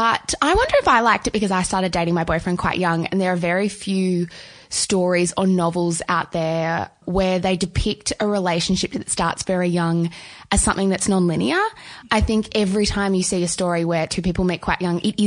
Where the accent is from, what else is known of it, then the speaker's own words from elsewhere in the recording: Melbourne, Victoria, Australia; we're both from Melbourne